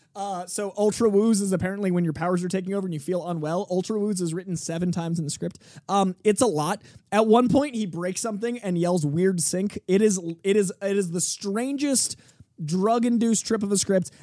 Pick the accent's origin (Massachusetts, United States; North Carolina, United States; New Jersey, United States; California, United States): Massachusetts, United States; Boston; as a Bostonian